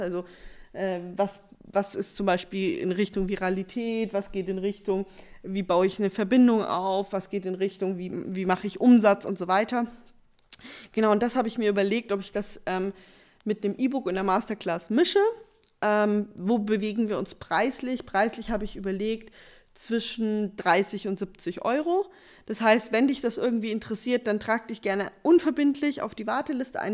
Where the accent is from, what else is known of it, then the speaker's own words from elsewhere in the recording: Bavaria, Germany; Bei uns in Bayern gab es ähm, Puffnet, PBU, also Partys bei uns